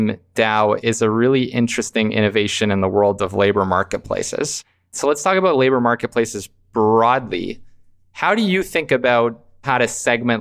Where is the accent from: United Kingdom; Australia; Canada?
Canada; I'm from Canada